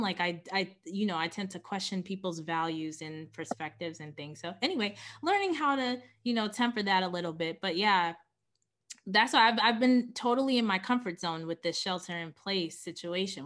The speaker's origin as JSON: {"language": "English", "town": "New York City", "region": "New York", "country": "United States", "tie": "born or raised there", "said": "born and raised in Queens"}